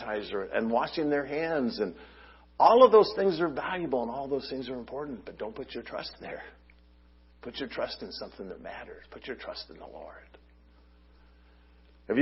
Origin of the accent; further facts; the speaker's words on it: Long Beach, California, United States; my home where I grew up in Long Beach